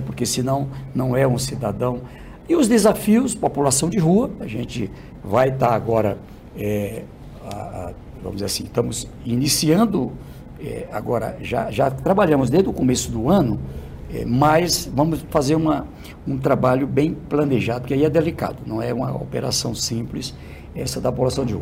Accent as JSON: {"language": "Portuguese", "region": "Northeast Region", "country": "Brazil", "said": "Eu sou do Nordeste"}